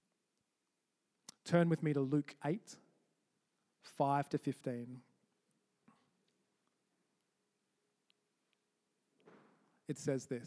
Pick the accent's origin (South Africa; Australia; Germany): Australia; Canberra, Australian Capital Territory; now in Edinburgh, United Kingdom; I'm from Australia, in a city in Australia called Canberra